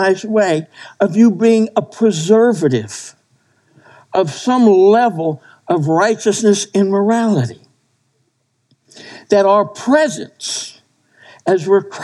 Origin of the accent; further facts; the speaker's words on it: New Jersey, United States; moved away; I grew up in New Jersey.